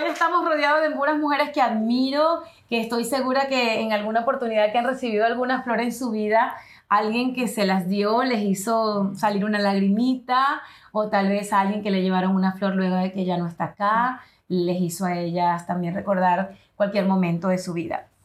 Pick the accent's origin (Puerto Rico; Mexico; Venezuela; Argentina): Venezuela; now in United States; como venezolana, que soy inmigrante en los Estados Unidos